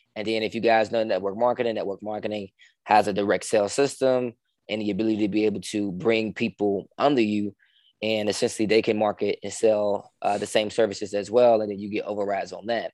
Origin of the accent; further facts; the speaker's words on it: Chicago, Illinois, United States; also born or lived in Richmond, Virginia; I'm from Chicago, man. Born and raised Chicago, uh, the South Side to be be specific